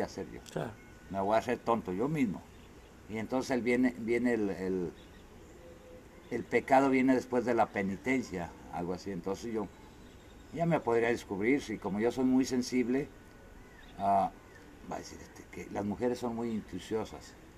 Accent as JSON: {"language": "Spanish", "country": "Mexico", "said": "where are you from? Digo, Totitlán."}